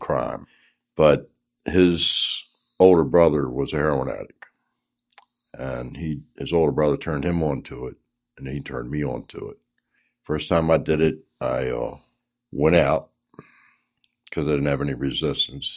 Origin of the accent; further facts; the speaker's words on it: Baltimore, Maryland, United States; I was born in Baltimore